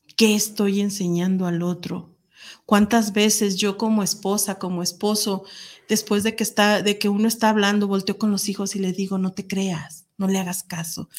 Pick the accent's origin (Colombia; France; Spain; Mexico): Mexico; Guadalajara, Jalisco; nosotros que somos de Guadalajara